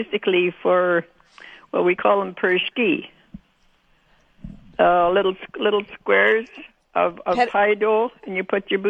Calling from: Altona, Manitoba, Canada; I'm calling from Altona.

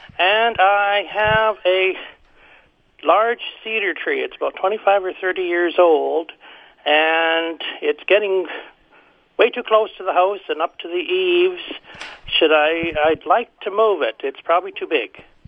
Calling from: Gladstone, Manitoba, Canada; Good morning. I'm calling from Gladstone, Manitoba.

